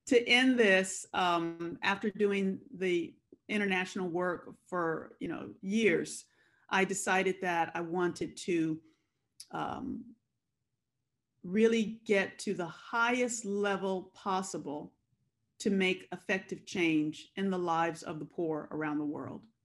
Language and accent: English; Compton, California, United States; I was born and raised in Compton, California